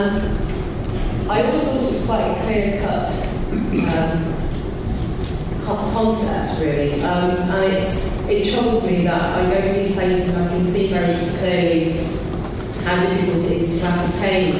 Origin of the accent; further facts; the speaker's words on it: Wolverhampton, West Midlands, United Kingdom; as I was growing up and building my identity in my teens, in my hometown of Wolverhampton